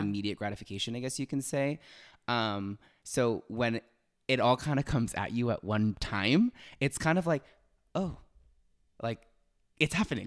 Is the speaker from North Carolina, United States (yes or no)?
no; Los Angeles, California, United States; moved away; I'm originally from Los Angeles